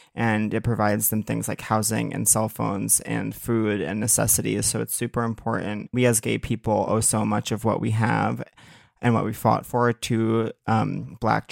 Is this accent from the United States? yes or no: yes; Long Island, New York, United States; I'm from Long Island